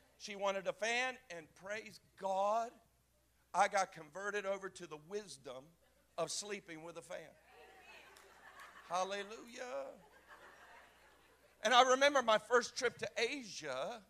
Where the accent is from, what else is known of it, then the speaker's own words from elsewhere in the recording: the South, United States; And I'm from the South. I mean, grandma's feather bed is real.